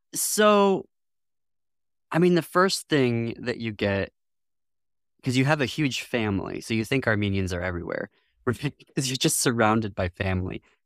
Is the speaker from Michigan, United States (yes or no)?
yes; northwest lower Michigan, United States; also born or lived in France; I ultimately was born in northwest lower Michigan.